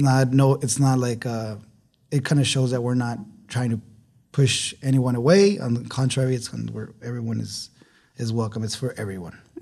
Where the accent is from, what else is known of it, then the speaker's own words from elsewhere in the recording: Ciudad Juárez, Chihuahua, Mexico; moved away as an adult; also born or lived in Austin, Texas / New York; now in El Paso, United States; I grew up in Juarez. I was raised in Juarez up until I was eighteen